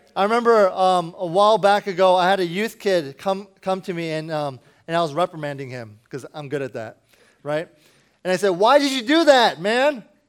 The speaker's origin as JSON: {"language": "English", "town": "Washington", "region": "District of Columbia", "country": "United States"}